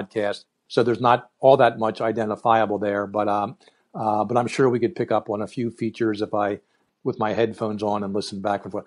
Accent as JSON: {"language": "English", "town": "Philadelphia", "region": "Pennsylvania", "country": "United States", "tie": "born or raised there", "said": "born and raised in Philly. I'm living in the general area now."}